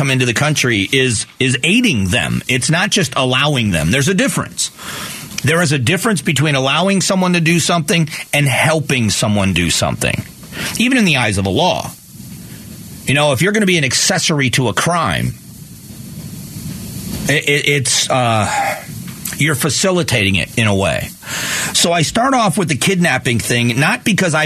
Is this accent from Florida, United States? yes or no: yes; South Florida, United States; now in Arizona, United States; I grew up in South Florida in the 80s